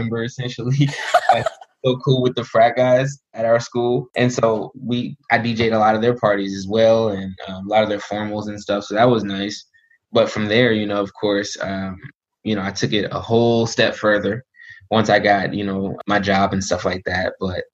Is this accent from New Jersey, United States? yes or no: yes; Newark, New Jersey, United States; I'm from Newark, New Jersey